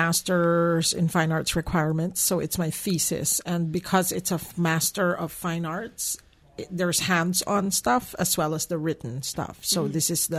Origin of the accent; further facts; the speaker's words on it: Philippines; moved away as an adult; I came from the Philippines coming here, yes.